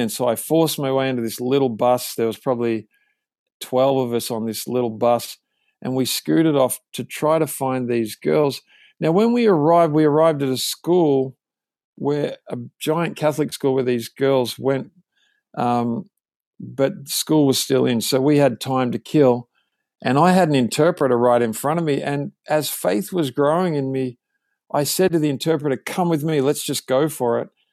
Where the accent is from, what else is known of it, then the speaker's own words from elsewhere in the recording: Australia; moved away as an adult; now in California, United States; I grew up in Australia, as you can tell